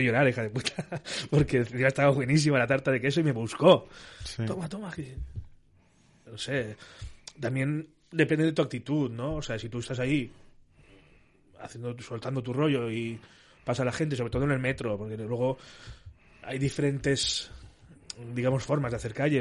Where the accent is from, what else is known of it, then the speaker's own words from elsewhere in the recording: Castellón de la Plana, Valencian Community, Spain; also born or lived in Burriana; yo soy de Castellón